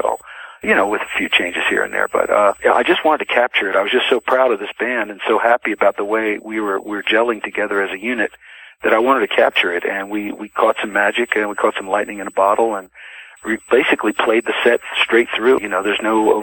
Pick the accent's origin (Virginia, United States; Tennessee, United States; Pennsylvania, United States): Pennsylvania, United States; outside of Philadelphia; as a little kid growing up outside of Philadelphia